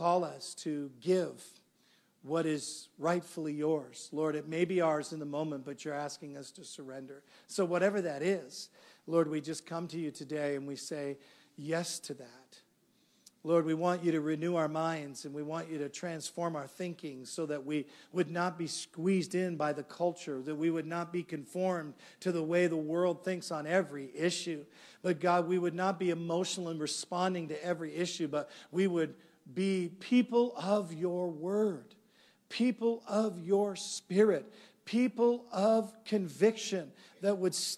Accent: Canada; I'm from Canada.

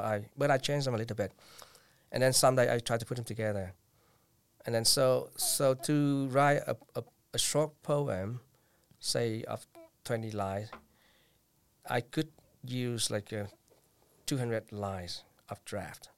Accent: Vietnam; English is a second language; moved away as an adult; now in United States; twenty years ago, I came back to Vietnam.

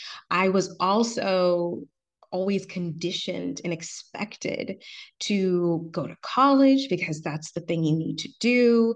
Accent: Atlanta, Georgia, United States; So I'm from Atlanta, but my dad and his family are immigrants from Trinidad and Tobago.

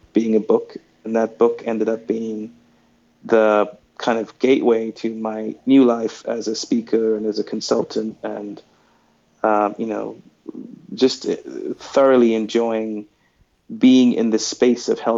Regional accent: Sri Lanka; moved away; also born or lived in New York City; I'm a kid from Sri Lanka who grew up obsessed with pop culture

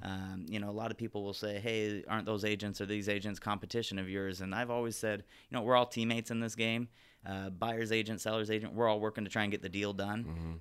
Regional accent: Glendora, California, United States; also born or lived in Santa Barbara; I grew up in Glendora, basically born and raised, uh, here in town, went to all the schools locally here in town

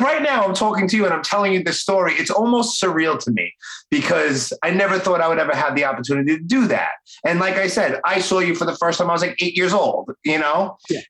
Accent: New York City, New York, United States; accent: Brooklyn; born and raised here in Brooklyn, just like me.

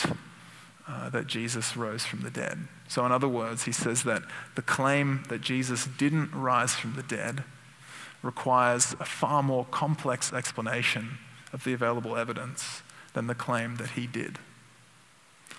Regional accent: Sydney, New South Wales, Australia; my hometown, Sydney

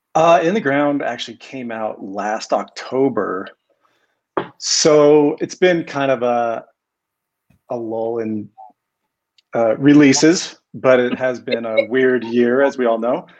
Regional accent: Colorado, United States; also born or lived in Seattle, Washington; I'm from Colorado. I grew up in Colorado. I can't claim native, but I was born in Seattle

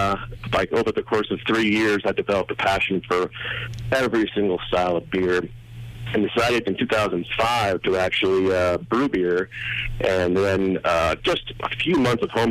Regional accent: Pittsburgh and Philadelphia, Pennsylvania, United States; moved away as an adult; also born or lived in British Columbia / Colorado; I'm from Pittsburgh and Philadelphia originally

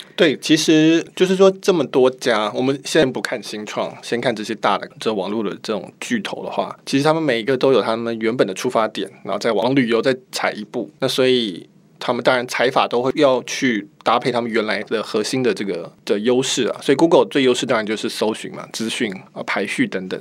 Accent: Taiwan; 我们是台湾的习惯，六点半吃饭那种习惯

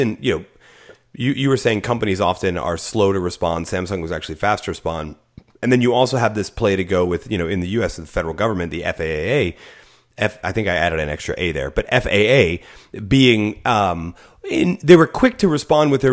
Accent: United States; as an American

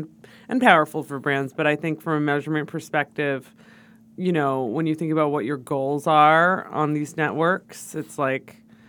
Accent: New York, United States; I'm from New York.

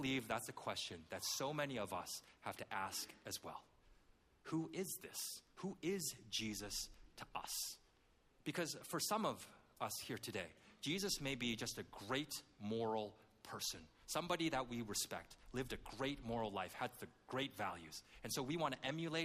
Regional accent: Canada; I grew up in Canada

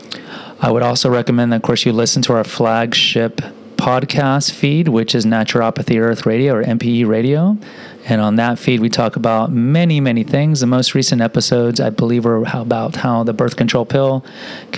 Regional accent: Houston, Texas, United States; I grew up in Houston, too, but I grew up over in the southwest side

